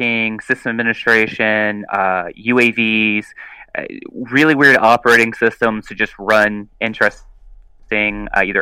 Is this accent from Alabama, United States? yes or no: yes; South Alabama, United States; I'm from South Alabama